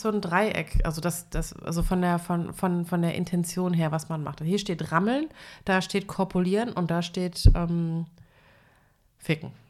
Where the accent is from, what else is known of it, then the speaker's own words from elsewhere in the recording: eastern Germany, Germany; bei uns im Osten